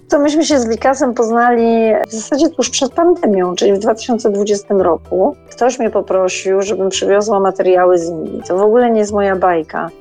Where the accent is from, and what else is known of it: Poland